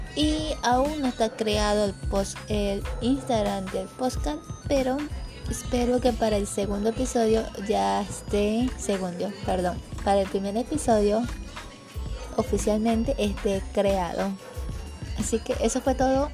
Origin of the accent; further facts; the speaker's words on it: Ecuador; soy de Ecuador